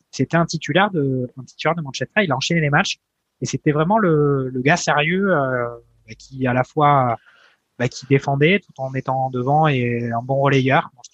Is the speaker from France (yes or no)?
yes; France; on est français